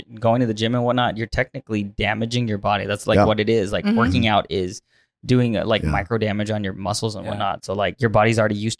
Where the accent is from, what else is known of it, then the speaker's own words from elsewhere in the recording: Bay Area, California, United States; moved away; I'm from the Bay as well.